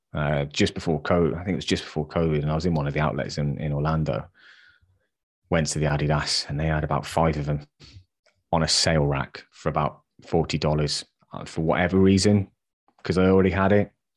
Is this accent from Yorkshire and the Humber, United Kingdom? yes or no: no; West Country, South West England, United Kingdom; I'm from the West Country